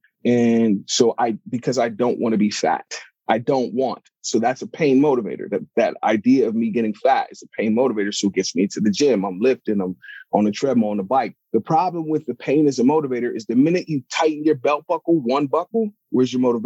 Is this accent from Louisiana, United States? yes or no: no; Pittsburgh, Pennsylvania, United States; I'm originally from Pittsburgh, Pennsylvania. And, you know, I was born into, you know, my parents are from Africa. They're from Nigeria. So I'm first generation American.